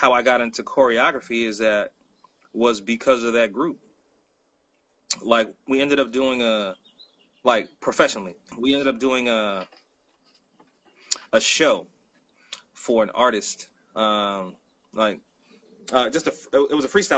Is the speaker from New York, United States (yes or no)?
no; Bay Area, California, United States; moved away; I'm from the Bay Area